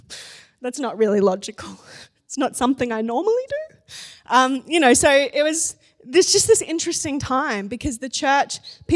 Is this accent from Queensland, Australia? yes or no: yes; Gold Coast, Queensland, Australia; So the church I grew up in on the Gold Coast, I became a youth leader.